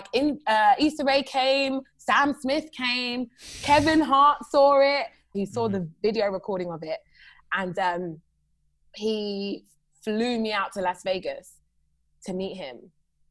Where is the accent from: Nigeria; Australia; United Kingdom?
United Kingdom; moved away as an adult; now in United States; a Black girl from the UK